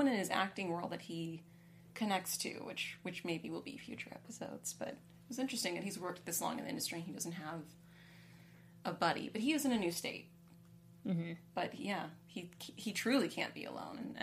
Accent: California, United States; I was born in California

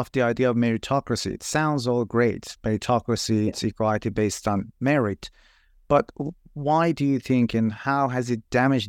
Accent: Iran; English is a second language; moved away as an adult; now in New Zealand; I'm originally from Iran myself, and I moved to New Zealand about 11 years ago to do my PhD

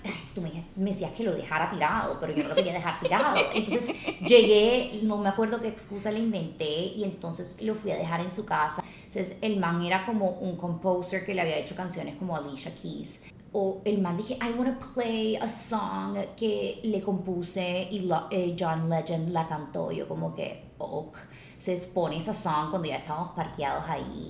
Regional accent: Colombia; moved away as an adult; now in Los Angeles, United States; porque yo soy abogada de Colombia, me mudé a Los Ángeles

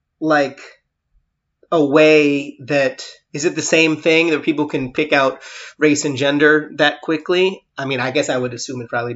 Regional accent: United States; I was American

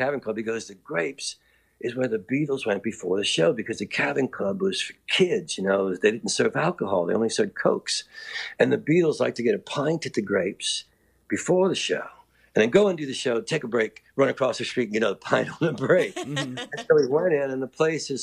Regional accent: New Orleans, Louisiana, United States; I'm from New Orleans

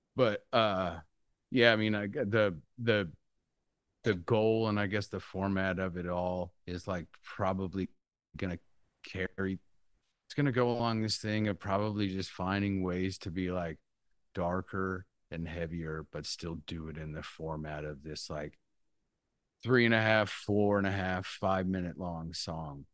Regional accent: Central Valley, California, United States; I grew up in the Central Valley

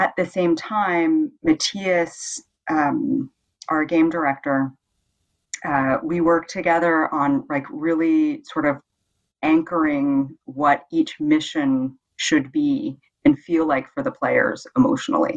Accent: Bay Area, California, United States; moved away as an adult; now in Denmark; I'm from the Bay Area in California

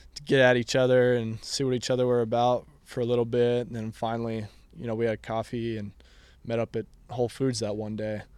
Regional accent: Austin, Texas, United States; I grew up here in Austin

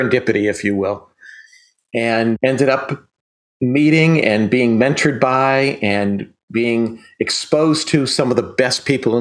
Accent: western Massachusetts, United States; I grew up here in Massachusetts

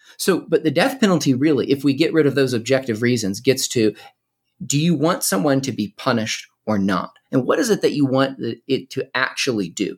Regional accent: Winston-Salem, North Carolina, United States; I was born and raised in North Carolina

